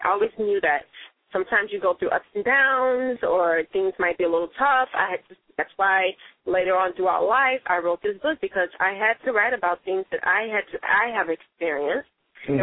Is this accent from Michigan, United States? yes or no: no; Chicago, Illinois, United States; also born or lived in Mississippi; I did grow up in Chicago